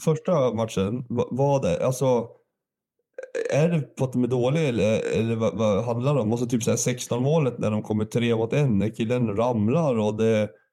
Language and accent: Swedish; Sundsvall, Västernorrland County, Sweden; born or raised there; also born or lived in Gävle, Sweden / Valbo, Sweden